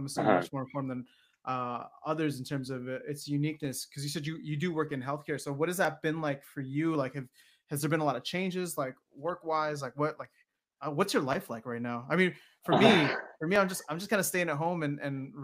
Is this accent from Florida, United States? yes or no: no; Chicago, Illinois, United States; now in Los Angeles, United States; I'm originally from Chicago